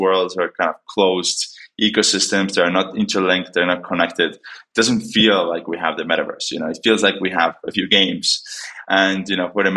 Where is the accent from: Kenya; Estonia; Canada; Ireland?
Estonia; moved away as an adult; also born or lived in Los Angeles, United States; now in New York, United States; I'm originally from Estonia, moved to New York to work with a bunch of customers we have in the States